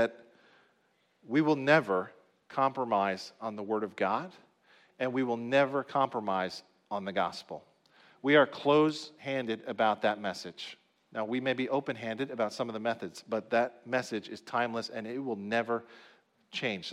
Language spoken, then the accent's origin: English; New Jersey, United States; also born or lived in Dallas, Texas; I grew up here in New Jersey, so I kind of know the culture here